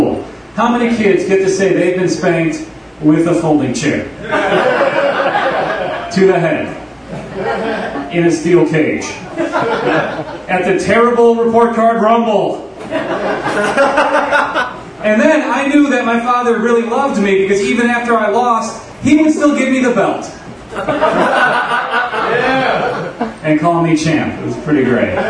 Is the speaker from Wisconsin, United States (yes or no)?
yes; Milwaukee, Wisconsin, United States; I'm from Milwaukee